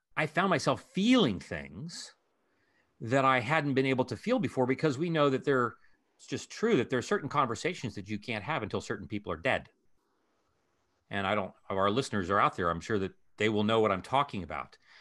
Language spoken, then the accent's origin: English; Ohio, United States; moved away; Columbus is the capital of my home state of Ohio.